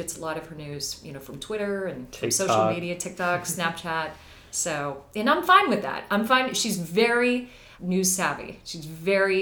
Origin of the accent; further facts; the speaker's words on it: Pittsburgh, Pennsylvania, United States; moved away as an adult; also born or lived in Philadelphia; Pittsburgh's probably my one regret. I never got to work in my hometown